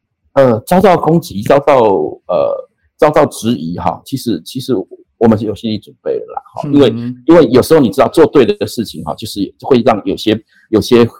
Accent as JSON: {"language": "Chinese", "country": "Taiwan", "tie": "born or raised there", "said": "我从小在在这一片土地长大，那我的我的家人，我的父亲也都葬在葬在这块土地上。"}